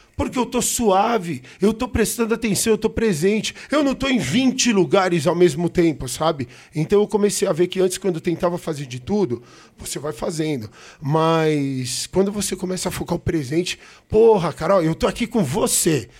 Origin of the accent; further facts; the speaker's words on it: São Paulo, Brazil; sou paulista, sou paulistano, nascido na Avenida Paulista